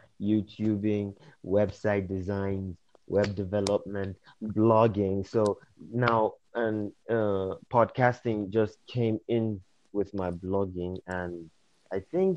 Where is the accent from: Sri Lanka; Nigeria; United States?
Nigeria; I'm from West Africa, Nigeria, to be specific